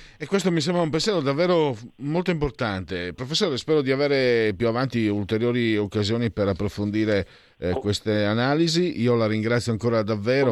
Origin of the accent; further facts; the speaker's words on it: Friuli-Venezia Giulia, Italy; io poi vengo dal Friuli